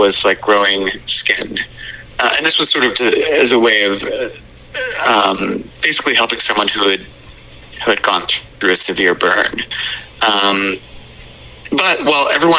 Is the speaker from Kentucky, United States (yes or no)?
yes; Louisville, Kentucky, United States; I grew up in Louisville, Kentucky